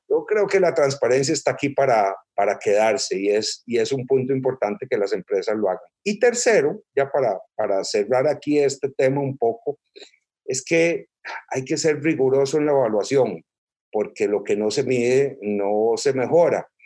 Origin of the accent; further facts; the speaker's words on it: Costa Rica; yo soy costarricense, nací aquí en, Costa Rica